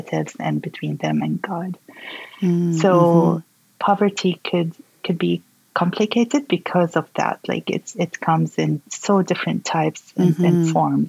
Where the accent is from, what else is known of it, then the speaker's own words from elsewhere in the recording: Syria; my home country, Syria